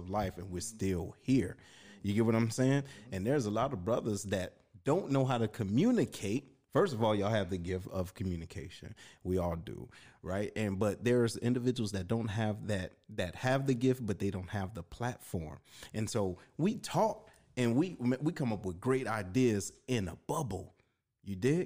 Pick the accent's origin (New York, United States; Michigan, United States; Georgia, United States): Michigan, United States; Detroit; now in St. Louis, United States; me being from Detroit, I'm not from the Lou